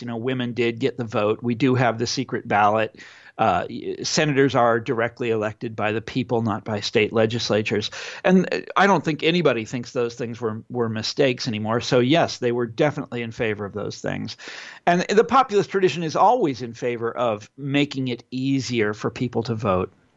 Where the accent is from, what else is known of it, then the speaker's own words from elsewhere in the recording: Kansas, United States; in my home state of Kansas.